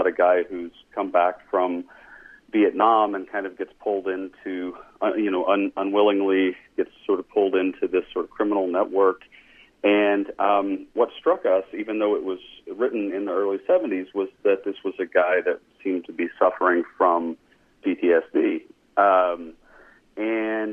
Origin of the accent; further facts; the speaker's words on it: Arkansas, United States; We're both from the South. I'm from Arkansas.